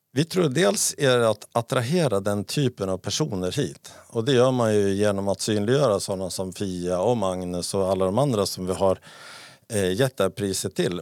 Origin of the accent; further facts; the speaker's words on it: Sweden; jag var från Sverige